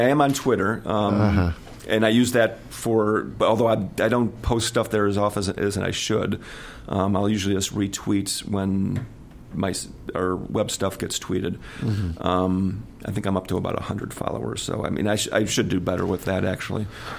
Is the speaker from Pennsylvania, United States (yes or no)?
no; Chicago suburbs, Illinois, United States; accent: flat Midwestern A; moved away as an adult; now in Los Angeles, United States; I grew up in the Chicago suburbs.